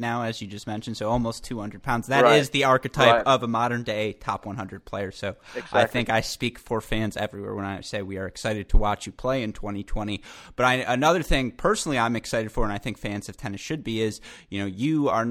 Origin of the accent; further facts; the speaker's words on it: Ann Arbor, Michigan, United States; Ann Arbor Challenger. My hometown